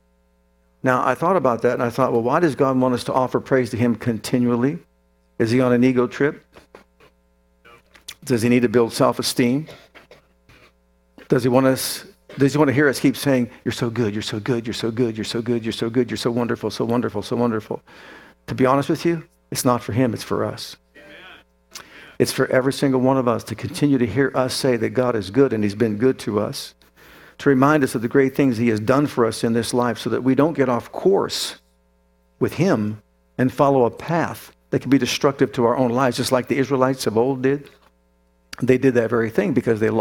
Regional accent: Youngstown, Ohio, United States; I grew up in Youngstown, Ohio

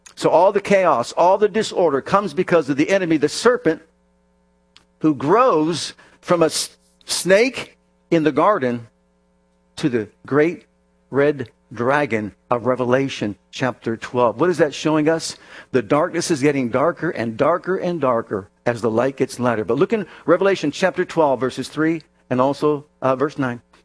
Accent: Youngstown, Ohio, United States; I was born up in Youngstown, Ohio

